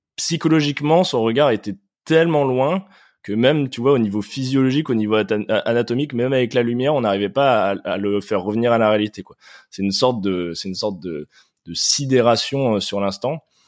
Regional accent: France; now in Paris, France; nous, en tant que Français, en tant qu'Européens

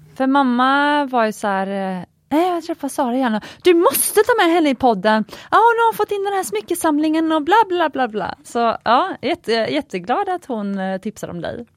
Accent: Gothenburg, Västra Götaland, Sweden; moved away; mitt göteborgska arv

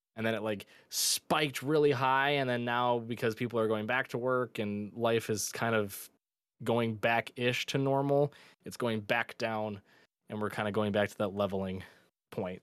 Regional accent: Michigan, United States; born or raised there

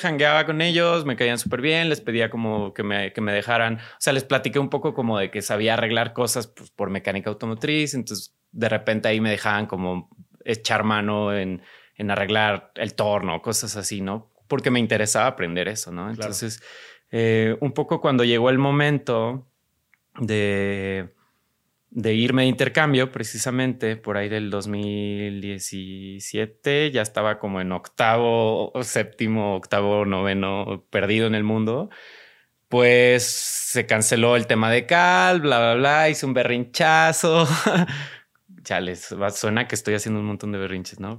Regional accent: Guadalajara, Jalisco, Mexico; now in Mexico City, Mexico; soy de Guadalajara, ya tengo, digo, ahorita estamos en Ciudad de México, ya tengo un rato acá en Ciudad de México.

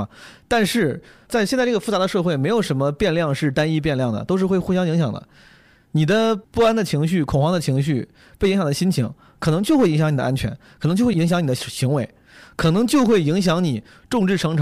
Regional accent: Henan, China; 我的家乡河南

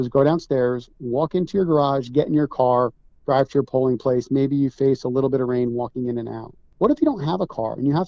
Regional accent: New Jersey, United States; I grew up in Jersey. I have a family home at the Jersey Sewer

